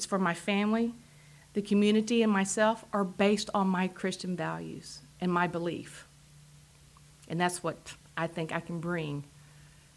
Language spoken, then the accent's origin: English; Amarillo, Texas, United States; accent: big Texas drawl; I am the only native Texan, fourth generation. I think you can tell by my accent, I have a big Texas draw. I was born and raised in Amarillo